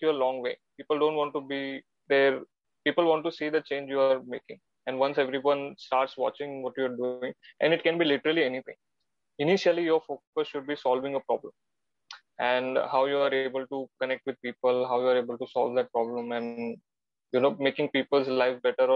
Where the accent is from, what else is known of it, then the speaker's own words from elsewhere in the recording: Mumbai, Maharashtra, India; I'm Gujarati and I'm born and brought up in Mumbai, which is not in Gujarat